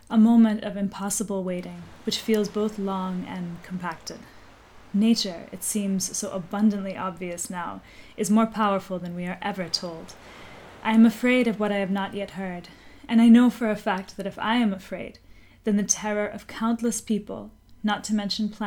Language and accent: English; Puerto Rico; I was raised in Puerto Rico and I continue to work for the well being of the island.